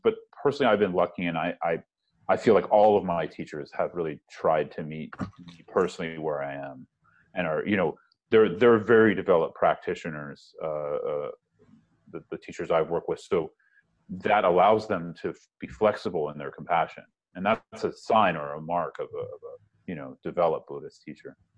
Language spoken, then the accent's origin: English; San Francisco Bay Area, California, United States; moved away as an adult; also born or lived in Berkeley, California / Boston; now in Brooklyn, United States; I grew up in the San Francisco Bay Area